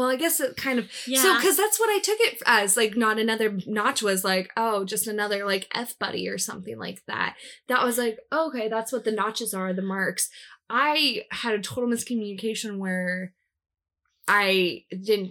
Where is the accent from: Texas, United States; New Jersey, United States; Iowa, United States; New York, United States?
Iowa, United States; Des Moines; I was born in Des Moines